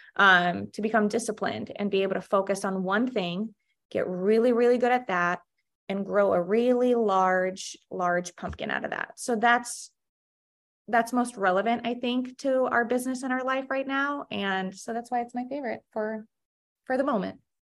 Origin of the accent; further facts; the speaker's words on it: Russia; moved away; I actually was born and raised in Russia, and my mom came here, um, she brought me sixteen years ago